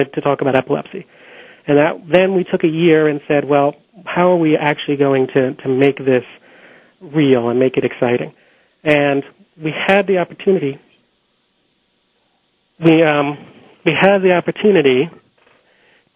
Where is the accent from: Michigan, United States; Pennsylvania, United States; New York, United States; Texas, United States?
Pennsylvania, United States; Philadelphia; Philadelphia, which is my hometown